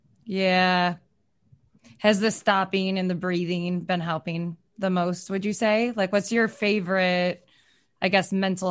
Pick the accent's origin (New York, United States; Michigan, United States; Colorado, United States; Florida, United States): Michigan, United States; I grew up in Michigan and a lot of my family is from Ohio